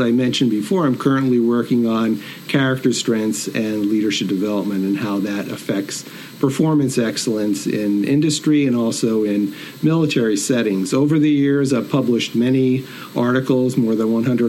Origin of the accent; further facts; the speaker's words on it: Northeastern Pennsylvania, United States; also born or lived in Binghamton, New York; I'm originally from Northeastern PA